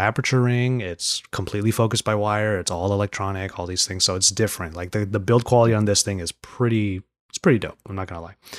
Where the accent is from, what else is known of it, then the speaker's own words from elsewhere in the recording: San Gabriel Valley, California, United States; I'm from the San Gabriel Valley.